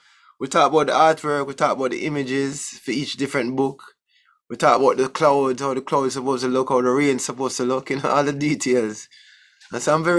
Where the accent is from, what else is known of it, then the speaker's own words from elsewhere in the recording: Jamaica; I mean, I grew up in Jamaica.